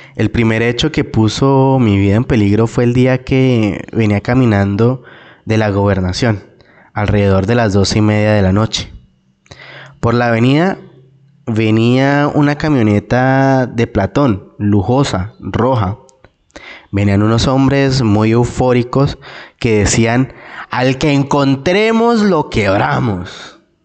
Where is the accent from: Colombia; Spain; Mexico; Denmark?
Colombia; Cesar; moved away as an adult; also born or lived in Bogotá; salirme nuevamente de mi tierra